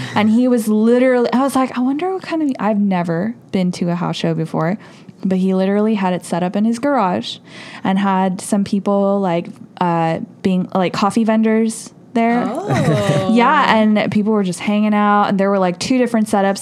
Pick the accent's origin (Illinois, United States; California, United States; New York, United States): California, United States; Fullerton; also born or lived in Los Angeles / Cerritos; I was like raised in Fullerton